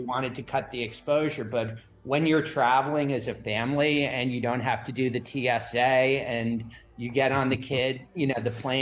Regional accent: New York, United States; now in Florida, United States; I grew up in New York before I moved to Florida

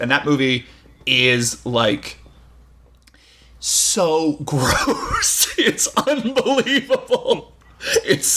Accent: United States; a American audience member

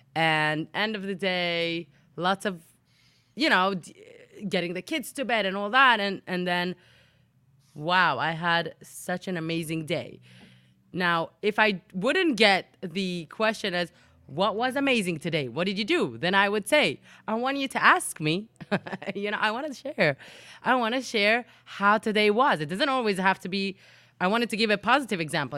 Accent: Jerusalem, Jerusalem District, Israel; moved away as an adult; also born or lived in England; I was born and raised in Jerusalem, Israel

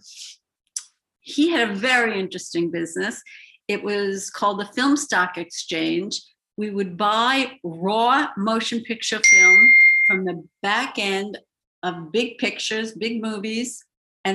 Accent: New York City, New York, United States; also born or lived in Buffalo, New York; I grew up in Bayside, Queens

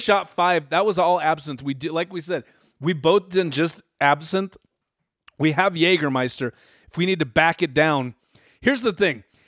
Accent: Utah, United States; we're from Utah

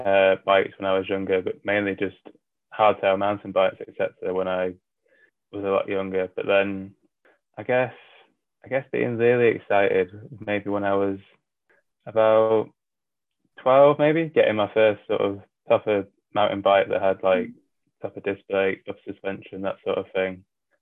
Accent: North West England, United Kingdom; So when I grew up, my dad was in the RAF, which meant I moved around a lot as a kid. But by the time I was 12, I think it was, he left the RAF and I was sort of based around the Wallington area, Wallington, Cheshire area.

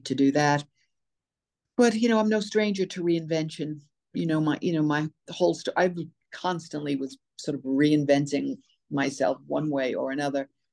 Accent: New York City, New York, United States; also born or lived in Short Hills, New Jersey; I was born in New York City, born and raised

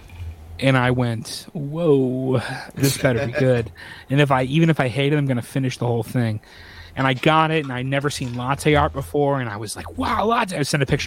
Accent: Grand Rapids, Michigan, United States; coffee from my hometown

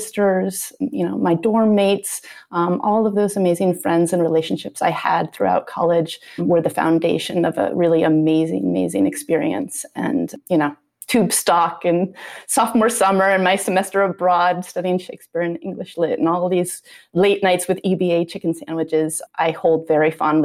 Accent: Vermont, United States; moved away as an adult; also born or lived in New Hampshire; I grew up in Vermont

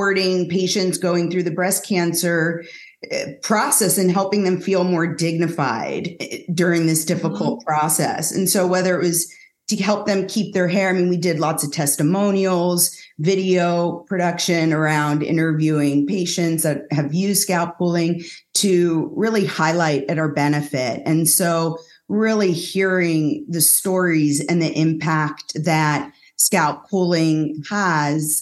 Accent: San Francisco Bay Area, California, United States; I was born and raised in San Francisco Bay Area.

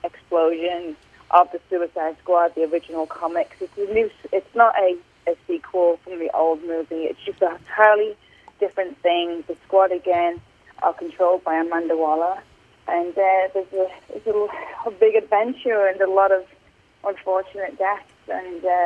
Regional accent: Tenerife, Canary Islands, Spain; also born or lived in England / Singapore; now in United States; I grew up in Tenerife, Canary Islands.

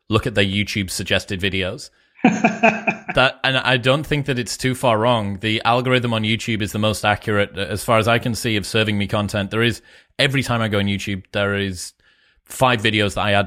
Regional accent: United Kingdom; I'm a Brit, you know, I was 12, I think, when 9/11 happened

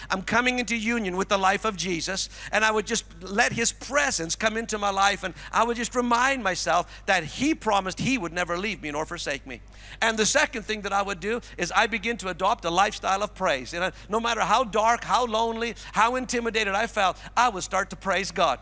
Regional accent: Cranbrook, British Columbia, Canada; moved away; I was in Cranbrook, my hometown, just the past couple days

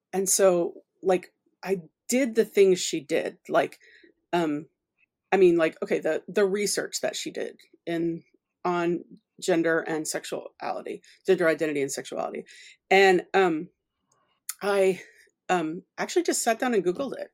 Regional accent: Oklahoma, United States; moved away as an adult; also born or lived in Louisiana / United Kingdom / Edinburgh / Milton Keynes; I'm from Louisiana, I was born in Louisiana, and I grew up in Oklahoma

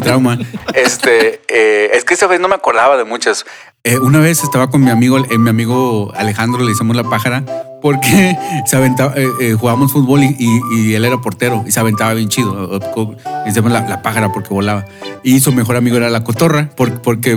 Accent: Monterrey, Nuevo León, Mexico; moved away; cuando me preguntaban a mí, pues, ¿de dónde eres? Yo obviamente voy a decir que Monterrey

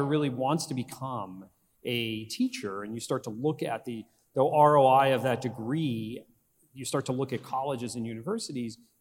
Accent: Northeastern Pennsylvania, United States; When I was growing up in Northeastern Pennsylvania, my father was a teacher

